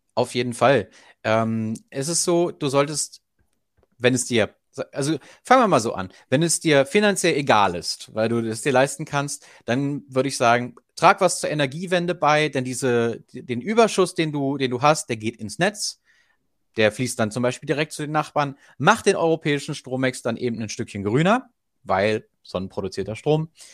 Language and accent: German; Germany; bei uns in Deutschland